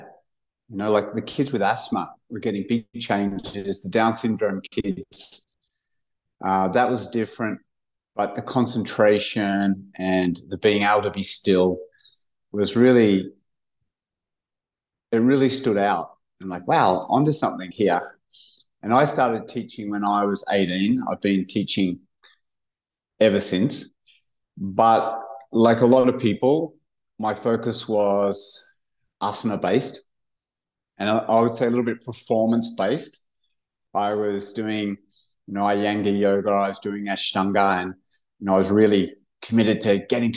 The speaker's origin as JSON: {"language": "English", "town": "Cronulla", "region": "New South Wales", "country": "Australia", "tie": "born or raised there", "said": "We grew up in Cronulla, kind of blue-collar surf town just south of Sydney"}